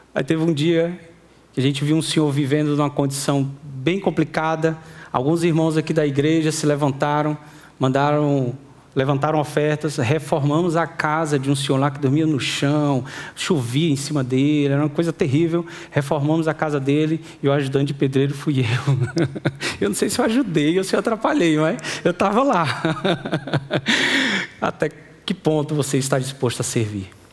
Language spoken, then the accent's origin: Portuguese; Fortaleza, Ceará, Brazil; eu, minha esposa, meus filhos, somos de Fortaleza. Nós não somos do sertão